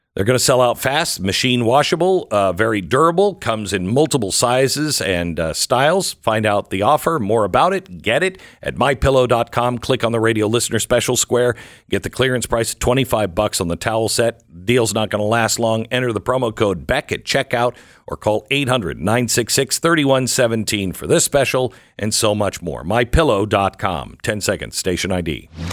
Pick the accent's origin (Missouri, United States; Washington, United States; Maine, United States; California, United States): Washington, United States; Seattle; I'm from Seattle. I, I grew up in Seattle